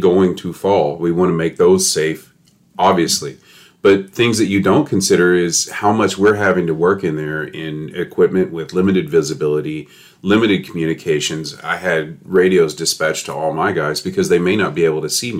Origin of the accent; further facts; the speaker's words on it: Kentucky, United States; moved away as an adult; now in Charlotte County, Florida, United States; I grew up somewhere else, like most people here. I'm from Kentucky